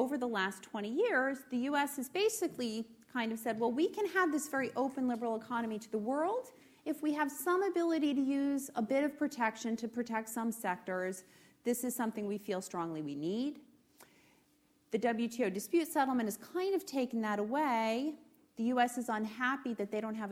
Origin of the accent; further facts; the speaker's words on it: United States; as an American